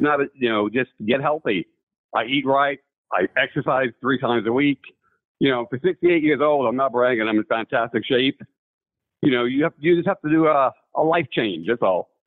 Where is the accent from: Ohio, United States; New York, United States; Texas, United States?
New York, United States; moved away; I'm from New York originally.